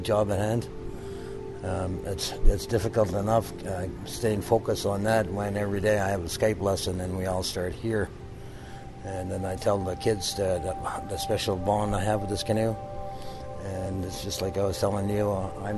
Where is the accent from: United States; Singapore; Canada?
Canada; Kitigan Zibi, Quebec; now in Lanark, Canada; I'm from Kittigonzi, Quebec. I live near Lanark, Ontario now